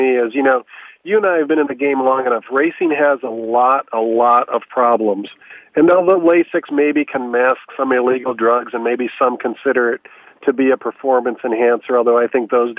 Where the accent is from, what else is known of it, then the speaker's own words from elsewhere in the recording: Chicago, Illinois, United States; now in Southern California, United States; I was born and raised in Chicago